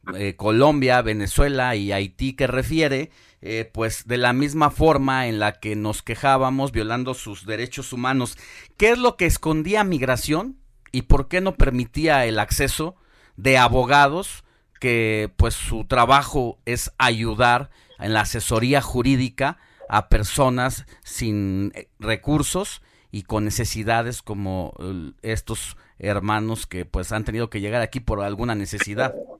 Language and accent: Spanish; Mexico